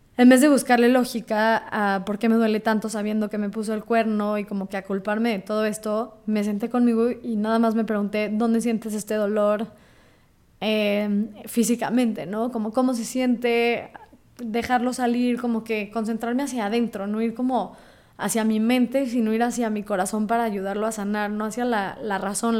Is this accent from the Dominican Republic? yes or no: no; Mexico; siendo judío mexicana